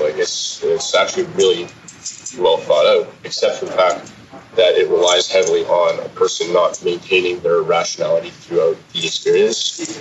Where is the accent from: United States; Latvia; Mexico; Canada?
Canada; Manitoba; now in Victoria, Canada; I originally I came from Manitoba